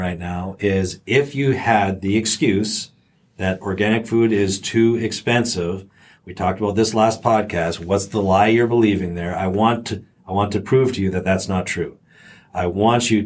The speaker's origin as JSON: {"language": "English", "country": "Canada", "tie": "born or raised there", "said": "And I grew up in Canada"}